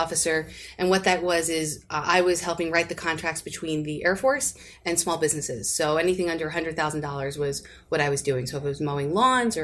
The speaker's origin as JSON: {"language": "English", "region": "central New Jersey", "country": "United States", "tie": "born or raised there", "said": "I grew up in New Jersey, central New Jersey"}